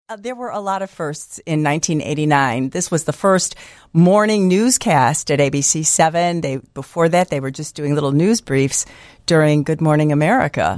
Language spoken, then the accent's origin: English; Niles, Illinois, United States; I grew up in Niles